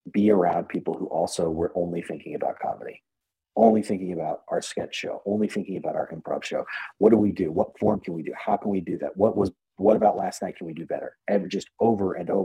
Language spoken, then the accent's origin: English; Phoenix, Arizona, United States; moved away as an adult; also born or lived in Kansas City / Chicago; I was born in Kansas City, but a week into living there, I was adopted. I grew up in what I consider my hometown of Phoenix, Arizona